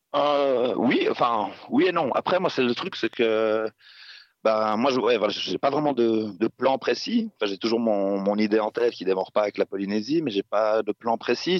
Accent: Switzerland; moved away as an adult; je suis rentré en Suisse quand même euh, par moment, mais euh, ouais, ça fait, que je suis parti de Suisse

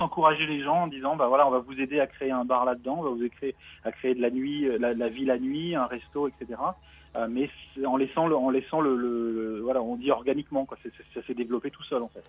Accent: Paris, Île-de-France, France; moved away as an adult; now in Melbourne, Australia; je suis parisien à la base. Euh, ça s'entend peut-être avec l'accent

